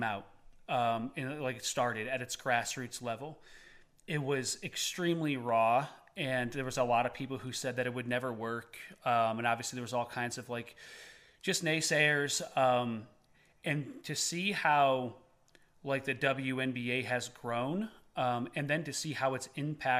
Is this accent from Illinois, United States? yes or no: no; Eastern Tennessee, United States; we're from Eastern Tennessee